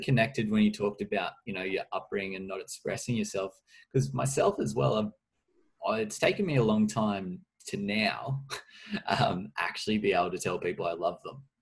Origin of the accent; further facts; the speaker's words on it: Orange, New South Wales, Australia; I'm from Orange.